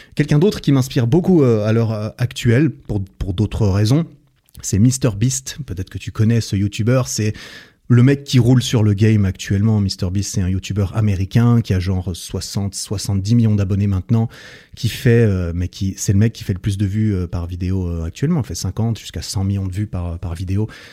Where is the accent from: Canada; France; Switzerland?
Switzerland; je suis suisse aussi